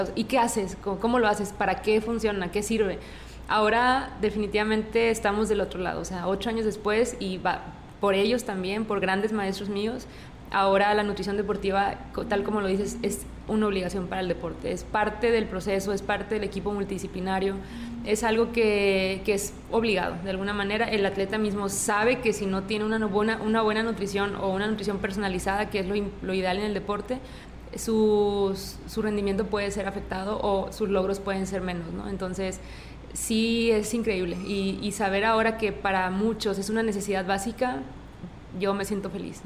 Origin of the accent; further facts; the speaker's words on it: Cananea, Sonora, Mexico; now in Monterrey, Mexico; donde nací y crecí es un pueblo, Cananea